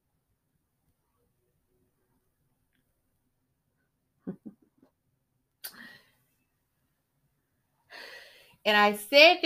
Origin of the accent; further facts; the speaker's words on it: Georgia, United States; I'm from Georgia